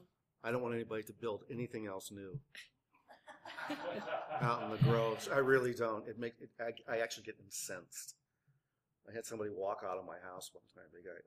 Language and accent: English; Ohio, United States; When I grew up in Ohio, and the snow would be really deep and it'd be really cold, and I grew up in Ohio